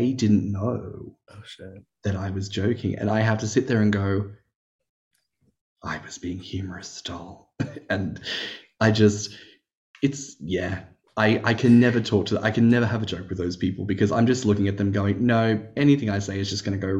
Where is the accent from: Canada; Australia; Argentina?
Australia; I'm Australian